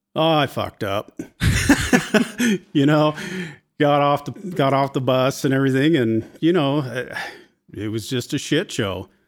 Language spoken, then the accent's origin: English; Port Angeles, Washington, United States; I grew up in Port Angeles